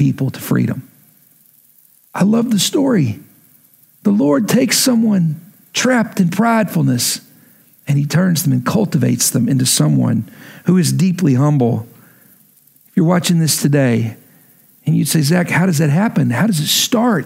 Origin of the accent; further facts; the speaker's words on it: Lubbock, Texas, United States; moved away as an adult; also born or lived in Oklahoma; move back to my hometown of Lubbock, Texas